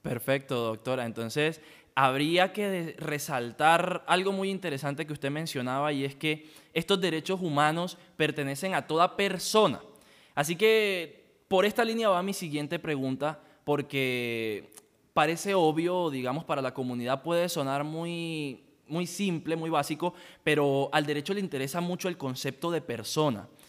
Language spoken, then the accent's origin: Spanish; La Guajira, Colombia; yo vengo de La Guajira